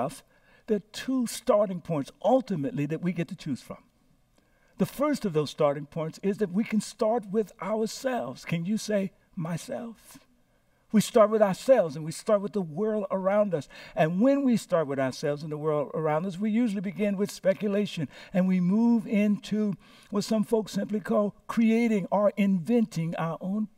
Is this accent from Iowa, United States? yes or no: no; Louisiana, United States; now in San Francisco, United States; I was born here in San Francisco, landed in Louisiana in the home of Reverend Clarence Berry and Ola Batcher Berry, who informally adopted me